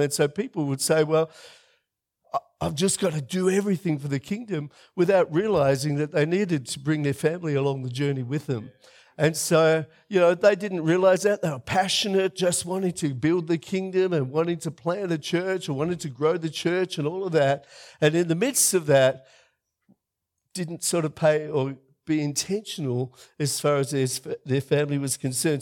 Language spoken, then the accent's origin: English; Melbourne, Victoria, Australia; moved away as an adult; now in South Australia, Australia; I'm a tradie from Melbourne.